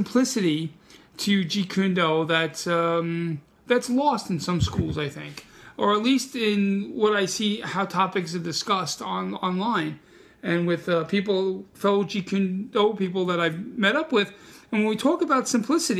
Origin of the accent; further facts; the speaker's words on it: New York City, New York, United States; English is my second language. I'm from Brooklyn.